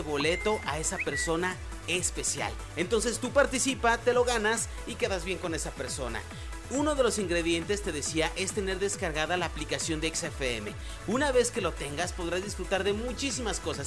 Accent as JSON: {"language": "Spanish", "country": "Mexico"}